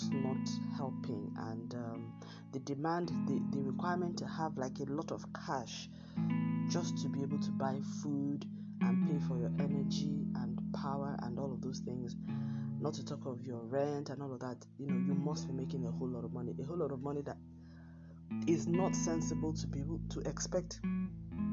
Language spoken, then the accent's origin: English; Nigeria; my home country, Nigeria